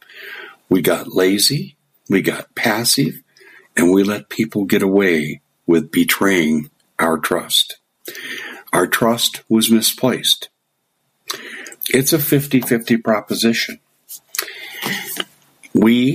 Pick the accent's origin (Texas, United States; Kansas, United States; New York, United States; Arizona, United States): Arizona, United States; I'm from Arizona